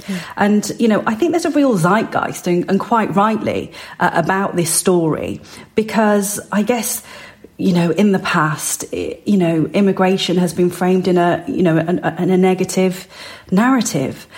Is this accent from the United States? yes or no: no; West Midlands, United Kingdom; I was born and raised in the West Midlands, but my parents came from the north of India uh, in the Punjab.